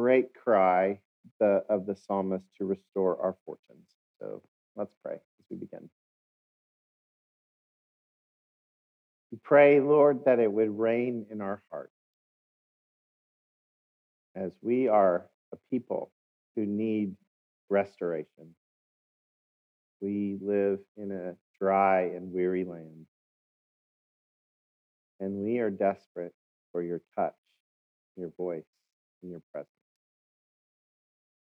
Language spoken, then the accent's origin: English; Oklahoma, United States; accent: Oklahoma; my Oklahoma accent